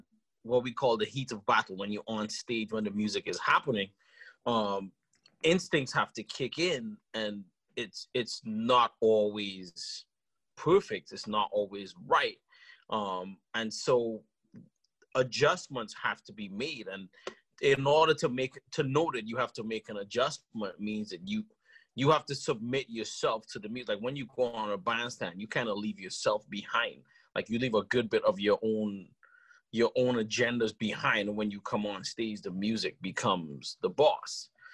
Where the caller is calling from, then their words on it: Okemos, Michigan, United States; I'm calling in from Okemos, Michigan.